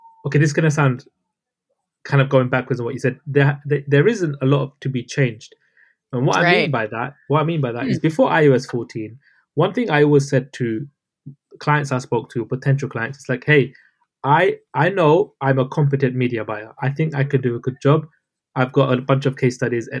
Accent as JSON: {"language": "English", "region": "London", "country": "United Kingdom", "said": "I'm from London, UK. Those listening probably can tell by my accent."}